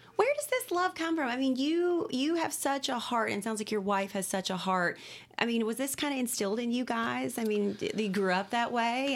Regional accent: Cynthiana, Kentucky, United States; Cynthiana, I'm from Cynthiana.

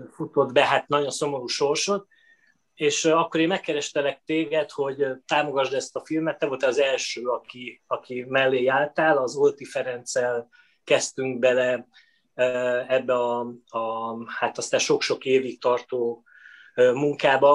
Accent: Veszprém, Veszprém County, Hungary; én Veszprémben születtem, a, az édesapám orvos volt

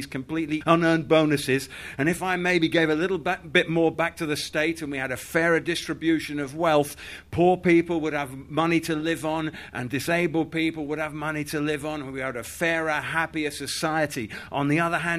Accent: Yorkshire and the Humber, United Kingdom; now in London, United Kingdom; I grew up in Yorkshire

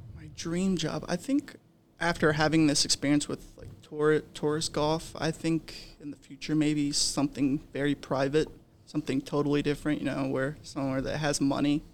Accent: Dayton, Ohio, United States; moved away as an adult; now in Myrtle Beach, United States; I am from Dayton, Ohio. I spent the first eighteen years of my life in Dayton

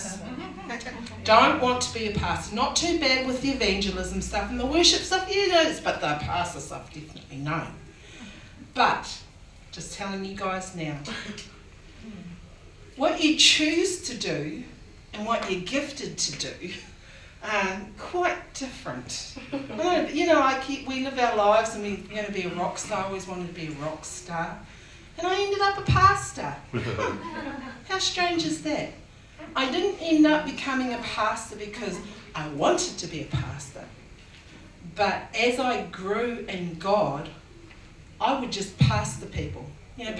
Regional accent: Auckland, New Zealand; I'm from Otara, okay? I got born and bred and brought up

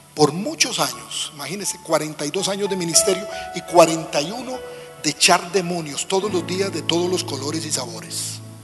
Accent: Costa Rica; nuestras iglesias de pico y pala, decimos en mi país

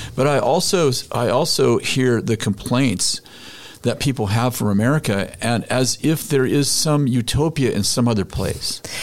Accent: United States; I'm an American

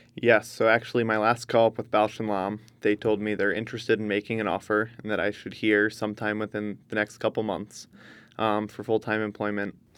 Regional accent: Northeast, United States; I'm from the Northeast

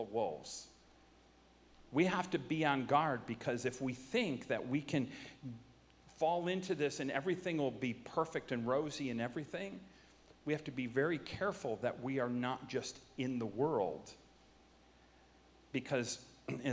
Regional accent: United States; I'm an American

